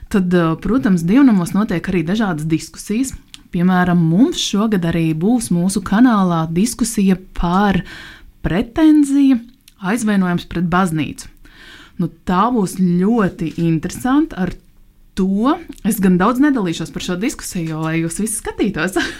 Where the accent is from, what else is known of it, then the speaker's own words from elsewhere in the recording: Liepāja, Kurzeme, Latvia; cik es pati nāku no Liepājas